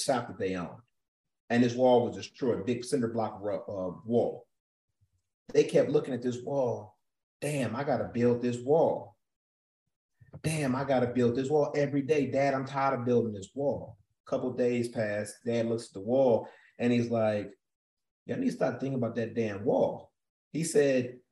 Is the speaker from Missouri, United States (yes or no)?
no; Cleveland, Ohio, United States; everybody know I'm from Cleveland